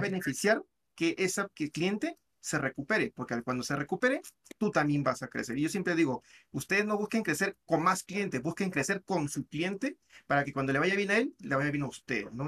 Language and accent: Spanish; Peru; Yo sé que yo soy peruano